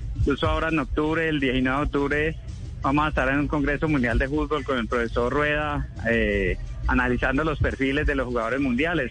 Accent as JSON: {"language": "Spanish", "town": "Caicedonia", "region": "Valle del Cauca", "country": "Colombia", "moved": "yes", "said": "Estoy en Caicedonia Valle, estoy en mi tierra"}